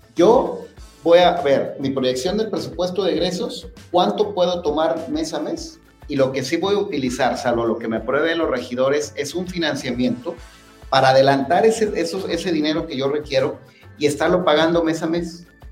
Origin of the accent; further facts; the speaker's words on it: Tonalá, Jalisco, Mexico; los que somos de Tonalá, los que estamos aquí sentados, somos tonaltecas, tonaltecas, aquí nacimos, aquí están los abuelos este, sepultados